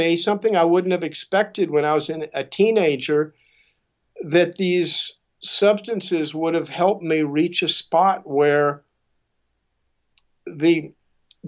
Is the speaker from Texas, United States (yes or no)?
yes; Houston, Texas, United States; I grew up in Houston, Texas, and at that point, Houston was a much, much smaller city